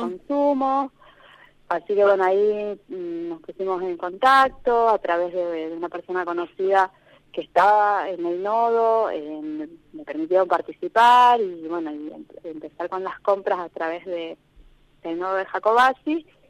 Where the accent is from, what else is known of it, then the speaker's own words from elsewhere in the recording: Buenos Aires, Argentina; moved away as an adult; now in Maquinchao, Argentina; yo soy de Buenos Aires